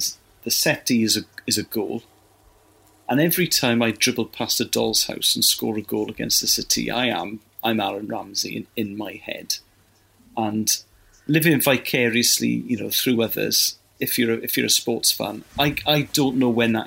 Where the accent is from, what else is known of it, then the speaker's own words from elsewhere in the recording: Wales, United Kingdom; anyone growing up in Wales